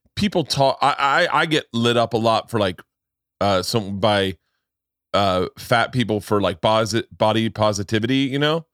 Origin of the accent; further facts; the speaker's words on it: Florida, United States; when I was a kid growing up in Florida